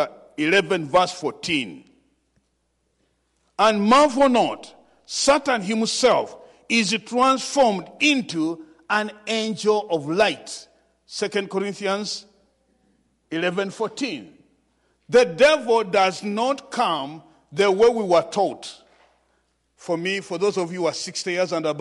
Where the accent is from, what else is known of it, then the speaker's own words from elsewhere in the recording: Uganda; from Uganda